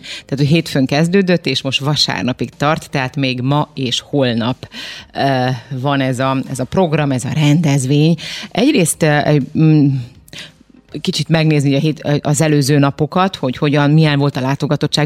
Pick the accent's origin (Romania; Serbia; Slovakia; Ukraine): Romania; Transylvania; now in Hungary; én nem itt nőttem fel Magyarországon, lehet, hogy, hogy ez itt máshogy volt, de most akkor majd kijavítasz, ha nem így. De nekem gyerekkoromban én Erdélyben születtem